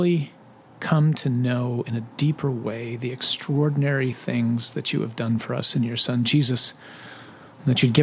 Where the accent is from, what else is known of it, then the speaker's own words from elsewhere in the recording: Midwest, United States; we're from the Midwest. We're tough